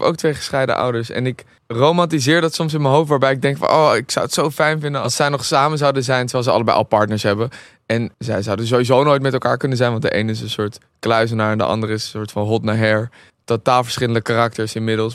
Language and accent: Dutch; Amsterdam, North Holland, Netherlands; ik ben in Amsterdam opgegroeid